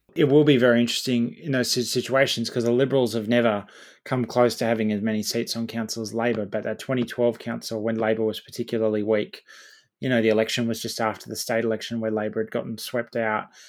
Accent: Campbelltown, New South Wales, Australia; my hometown of Campbelltown

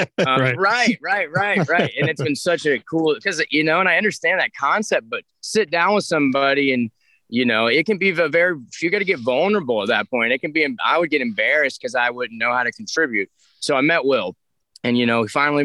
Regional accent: Alabama, United States; I grew up in Alabama

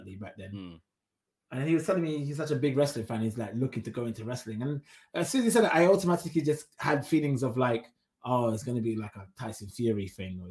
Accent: Wolverhampton, West Midlands, United Kingdom; moved away; originally I'm from Wolverhampton, so I don't live there now, but went back to my ends

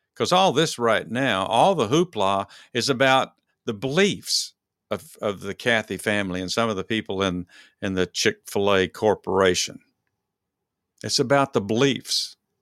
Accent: Dallas, Texas, United States; I'm from Dallas, Texas

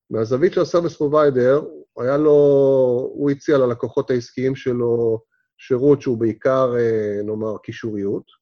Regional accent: Israel; לנו כישראלים זה כאילו מובן מאליו, זה ב-DNA שלנו

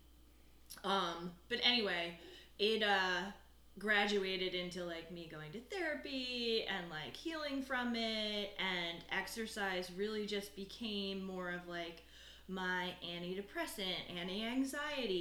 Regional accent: Eagleville, Pennsylvania, United States; I'm from Eagleville, PA. Went to Methacton High School

